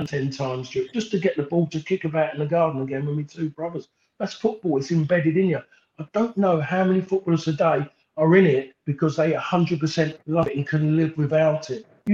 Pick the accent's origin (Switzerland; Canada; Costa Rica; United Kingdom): United Kingdom; London; also born or lived in Essex; me being like a Londoner and become an Essex man